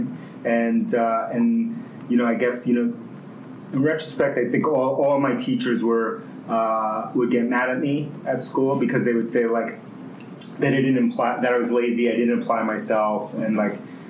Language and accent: English; New York City, New York, United States; first language Spanish; English is a second language; also born or lived in Bronx, New York; I was born in the Bronx, New York, and then grew up in Queens, New York. So I moved to Queens when I was 5, grew up there